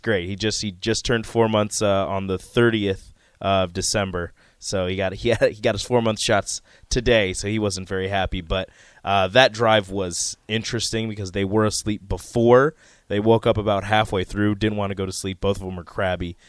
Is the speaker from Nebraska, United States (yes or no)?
yes; Omaha, Nebraska, United States; I'm from Omaha